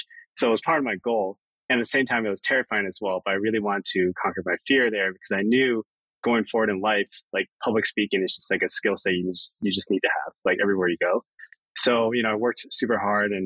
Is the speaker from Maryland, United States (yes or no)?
yes; Maryland, United States; moved away as an adult; growing up in Maryland was great. My entire family lived there